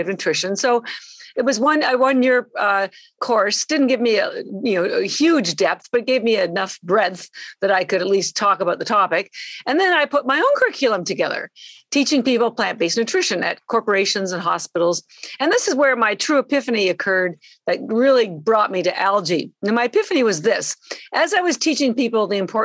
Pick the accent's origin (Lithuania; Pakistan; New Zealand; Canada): Canada; moved away as an adult; now in Boston, United States; I'm actually Canadian. I've lived in Boston, though, for 33 years